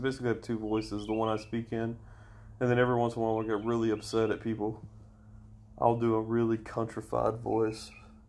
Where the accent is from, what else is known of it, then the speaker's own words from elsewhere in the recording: Alabama, United States; where are you from? I'm like, Alabama. Yeah, but, like, where before that? I was like, no, dude, I was raised here.